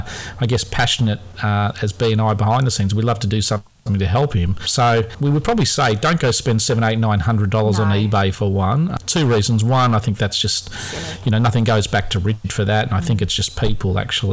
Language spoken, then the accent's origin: English; near the Knox Club, Victoria, Australia; I grew up near the Knox Club